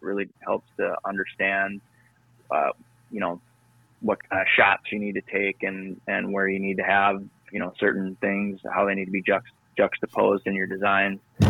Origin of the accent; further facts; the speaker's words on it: Minnesota, United States; also born or lived in Duluth; I grew up in Northwest Minnesota. Went to school and on the other side of the state in Duluth, right off of Lake Superior.